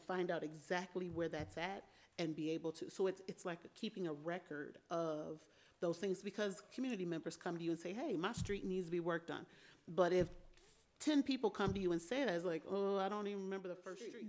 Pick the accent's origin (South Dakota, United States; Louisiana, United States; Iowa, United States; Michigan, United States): Michigan, United States; Albion; I was born and raised here in Albion uh, at Albion Community Hospital